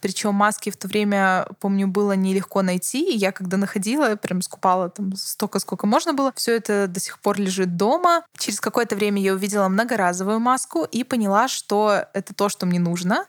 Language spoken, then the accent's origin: Russian; Baranovichi, Brest Region, Belarus; я родилась в Барановичах и жила в Барановичах